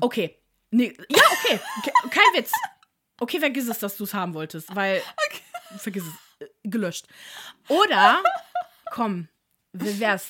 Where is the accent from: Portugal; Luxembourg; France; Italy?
Italy; ich bin ja selber Italienerin